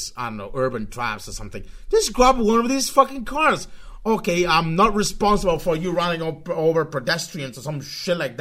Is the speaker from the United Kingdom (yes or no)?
no; Spain; I'm from Spain, in case you're really uncomfortable with my kind of weird accent